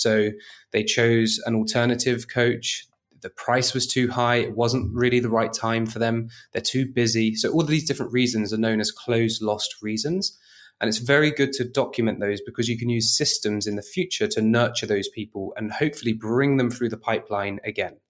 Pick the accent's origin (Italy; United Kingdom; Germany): United Kingdom; moved away; as a Brit abroad